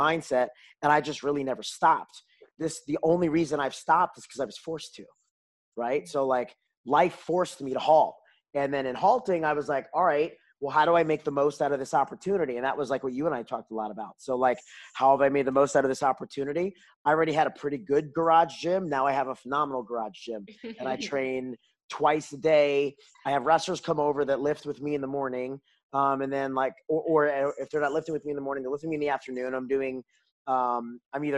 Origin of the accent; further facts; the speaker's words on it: New York, United States; moved away as an adult; also born or lived in Washington DC area, United States; now in Houston, United States; I grew up in New York. I didn't say that before, but I grew up, I was 18 years in New York